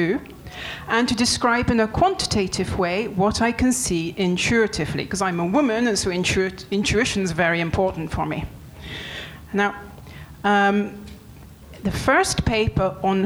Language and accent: English; England, United Kingdom; moved away as an adult; also born or lived in France; now in Montpellier, France; I'm English